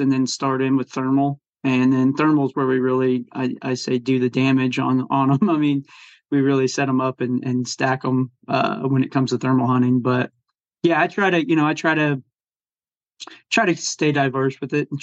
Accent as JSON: {"language": "English", "region": "Missouri", "country": "United States", "tie": "born or raised there", "said": "I grew up in the Midwest. I've lived here my whole life and in Missouri."}